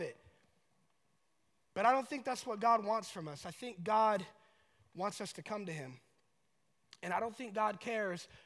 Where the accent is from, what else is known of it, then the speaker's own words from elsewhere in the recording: Colorado Springs, Colorado, United States; I'm from Colorado Springs